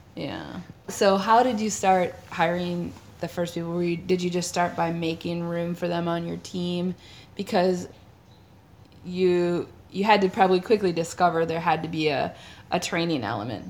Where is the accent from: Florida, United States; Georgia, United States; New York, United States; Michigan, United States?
Michigan, United States; Detroit; we're from the Detroit area